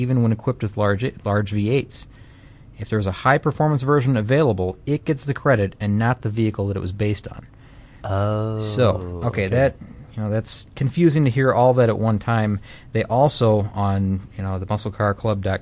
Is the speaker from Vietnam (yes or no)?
no; Detroit, Michigan, United States; moved away; I'm from Michigan, Detroit